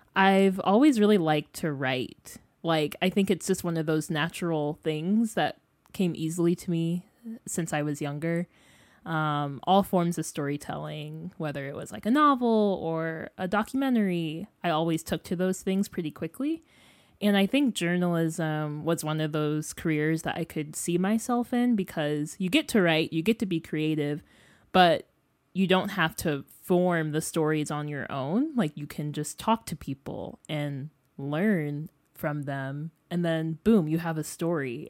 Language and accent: English; Freeport, Illinois, United States; moved away as an adult; now in Columbia, United States; I'm from Freeport, Illinois. It's like a small city two hours west of Chicago.